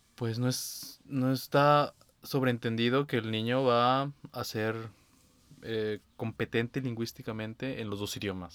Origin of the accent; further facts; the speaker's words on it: Mexico; now in Berlin, Germany; mi única oportunidad como niño mexicano